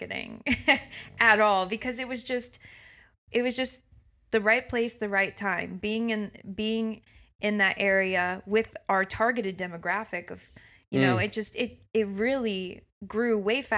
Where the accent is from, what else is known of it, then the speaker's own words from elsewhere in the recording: Illinois side of St. Louis, United States; moved away as an adult; now in Kansas City, United States; I'm from the Illinois side of St. Louis. I say St. Louis because it's right outside St. Louis.